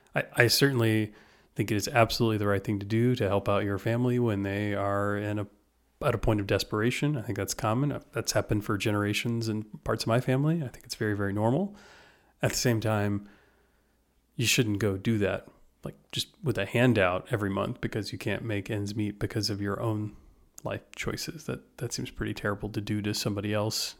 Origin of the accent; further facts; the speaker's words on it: United States; I'm an American